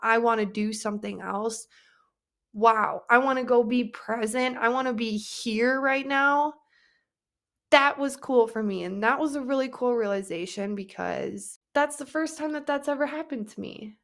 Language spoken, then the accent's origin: English; Wisconsin, United States; we are from Wisconsin